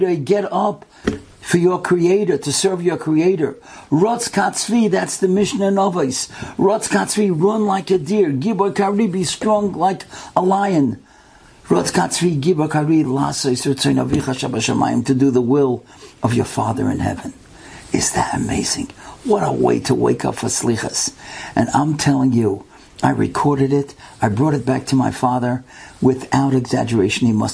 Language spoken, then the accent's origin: English; United States; I'm from America, I'm going back in 2-3 days